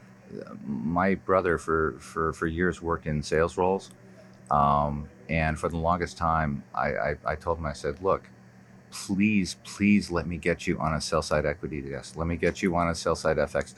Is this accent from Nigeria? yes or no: no; Toronto, Ontario, Canada; moved away; also born or lived in New York; I was born in New York. I grew up in Toronto